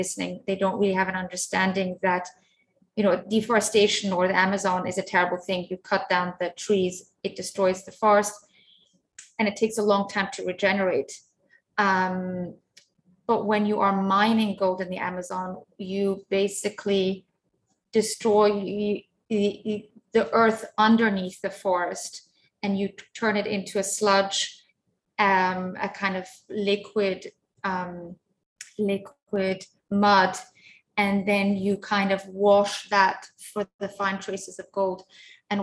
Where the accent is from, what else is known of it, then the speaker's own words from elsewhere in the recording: Zurich, Switzerland; now in London, United Kingdom; when I was a child growing up in Zurich